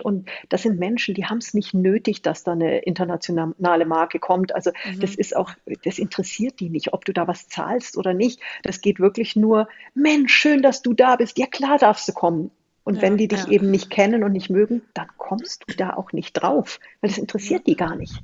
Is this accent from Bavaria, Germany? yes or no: yes; Munich, Bavaria, Germany; moved away as an adult; also born or lived in Austria / Indonesia / New Zealand / Beijing; ich komme aus München, bin mhm. groß geworden, ein paar Kilometer von der Konzernzentrale entfernt